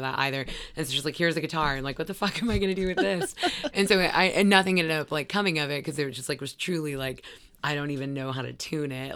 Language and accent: English; Gainesville, Florida, United States; also born or lived in Brunswick, Georgia; I mostly grew up in, uh, Gainesville, Florida.